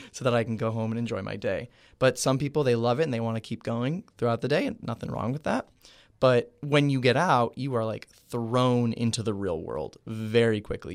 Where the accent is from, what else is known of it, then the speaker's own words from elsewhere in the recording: Cooper City, Florida, United States; I am from Cooper City, Florida